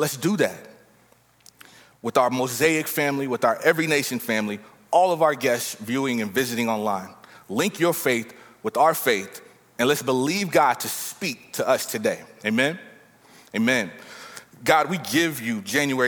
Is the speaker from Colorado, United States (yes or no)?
no; Texas, United States; I'm from Texas